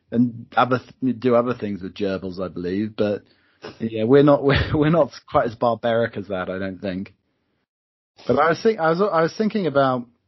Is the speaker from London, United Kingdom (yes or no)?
yes; Croydon, London, United Kingdom; we're both from Croydon as well